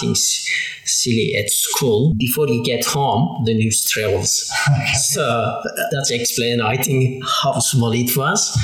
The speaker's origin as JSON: {"language": "English", "country": "Turkey", "also_born_or_lived": "England", "second_language": "English", "moved": "as an adult", "lives_now": "Hobart, Australia", "said": "I'm from Turkey, and I have been living in Tasmania 19 years"}